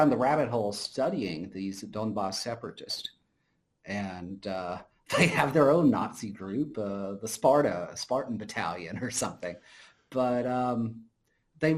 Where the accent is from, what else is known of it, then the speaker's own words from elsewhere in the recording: United States; as an American